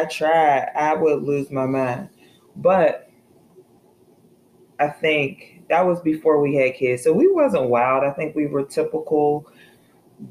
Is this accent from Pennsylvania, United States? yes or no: yes; Pittsburgh, Pennsylvania, United States; also born or lived in Greensboro, North Carolina; now in Charlotte, United States; I'm from Pittsburgh, it's not big like Philly or anything like that, but it's bigger than Greensboro